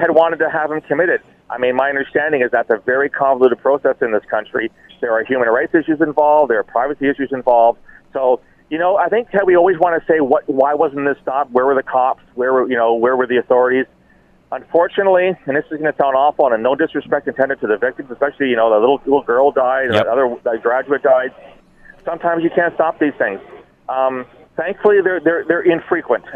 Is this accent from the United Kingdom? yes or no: no; Canada; I'm a Canadian. I'm a very proud Canadian.